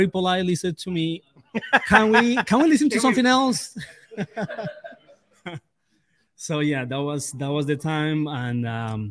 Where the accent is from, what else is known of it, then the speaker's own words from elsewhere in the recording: Colombia; also born or lived in New Jersey / Delaware; now in West Virginia, United States; I'm from Colombia.